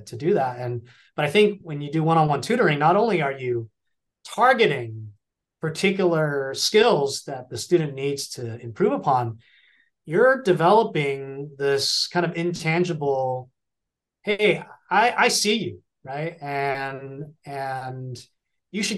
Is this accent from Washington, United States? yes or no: no; California, United States; I grew up in California